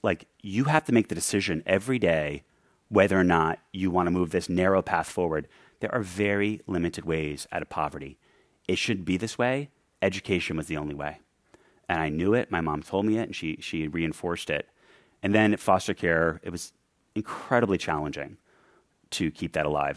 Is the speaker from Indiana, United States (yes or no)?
no; New York City, New York, United States; When I grew up in New York City